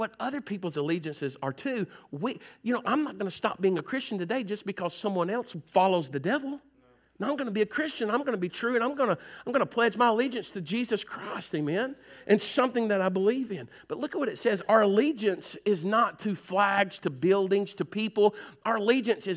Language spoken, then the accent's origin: English; United States; we in the United States